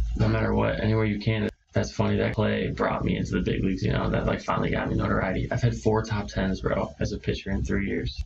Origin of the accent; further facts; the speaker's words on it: Chicago, Illinois, United States; moved away as an adult; going back to Chicago and seeing all the hometown fans